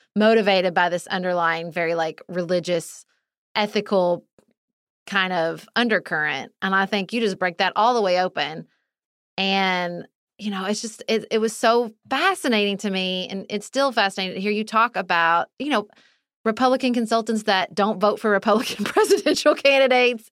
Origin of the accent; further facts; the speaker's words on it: Kentucky, United States; moved away; also born or lived in Washington, D.C.; I lived, I grew up in Kentucky.